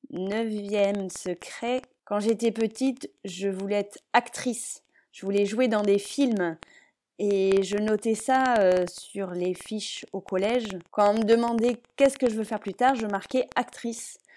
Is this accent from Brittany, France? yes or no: no; Palaiseau, Île-de-France, France; also born or lived in Le Mans / Nantes region; Je suis née au Mans. J'y ai vécu deux ans dans une ferme avec mes parents. Puis ils ont déménagé en région nantaise où j'ai fait ma scolarité primaire. Ensuite, je suis partie avec ma mère en région parisienne à Palaiseau